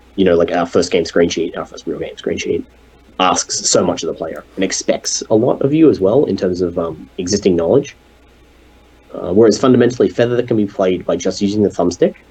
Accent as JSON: {"language": "English", "country": "Australia", "said": "an Australian game developer"}